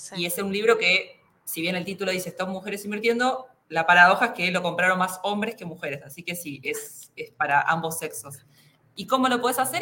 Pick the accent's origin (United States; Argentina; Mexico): Argentina; somos los argentinos